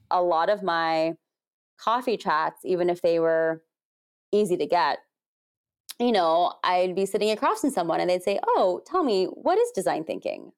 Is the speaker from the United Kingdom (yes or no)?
no; United States; being Asian American